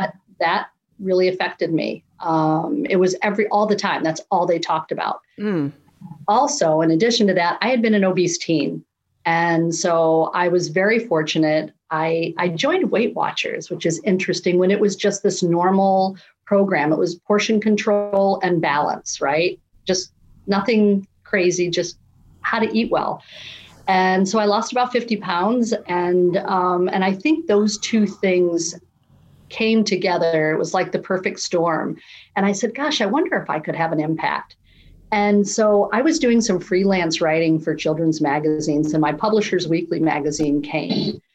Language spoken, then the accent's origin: English; Naperville, Illinois, United States; also born or lived in San Diego; I was born in San Diego. {S1} Yay. {S2} But I've been in Chicago or a suburb outside of Chicago in Naperville for most of my life.